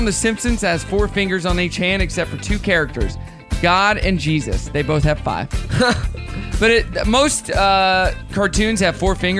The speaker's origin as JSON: {"language": "English", "region": "Northwest Arkansas", "country": "United States", "said": "well, I'm from here."}